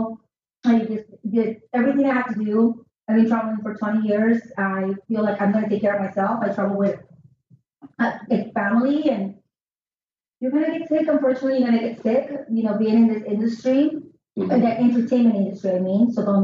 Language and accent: English; Peru; moved away; when I go back to Peru